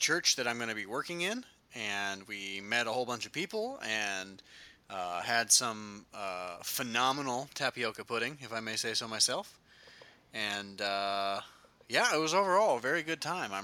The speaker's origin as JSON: {"language": "English", "region": "Midwest", "country": "United States", "tie": "born or raised there", "said": "growing up in the Midwest, we have forests, but you have to like drive to them"}